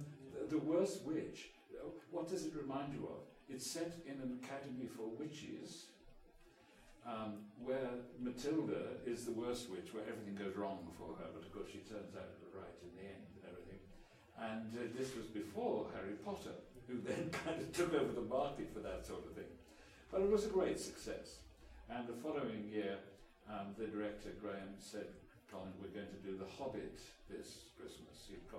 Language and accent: English; England, United Kingdom; accent: English; Consequently, I've totally lost my English accent and everybody thinks I'm Canadian.